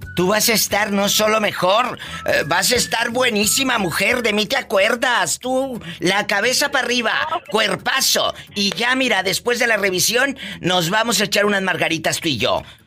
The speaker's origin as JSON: {"language": "Spanish", "region": "northern Mexico", "country": "Mexico", "said": "Soy norteña"}